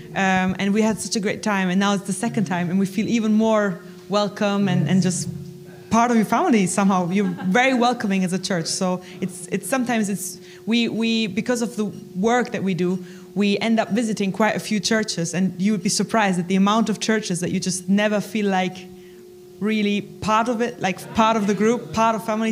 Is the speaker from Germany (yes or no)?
yes; Germany; moved away as an adult; now in United Kingdom; I'm originally from Germany